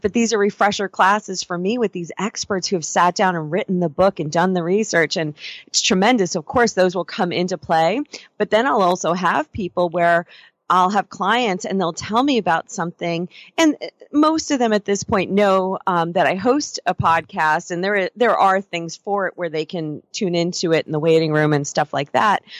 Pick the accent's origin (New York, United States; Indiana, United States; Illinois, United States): New York, United States; Stony Brook; moved away as an adult; now in California, United States; growing up in New York, particularly on Long Island, I'm from out in Stony Brook area.